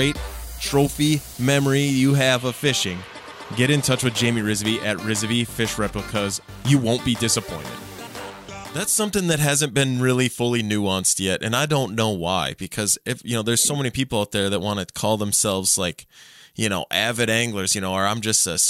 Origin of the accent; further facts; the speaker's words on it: Minnesota, United States; I was born and raised in Minnesota.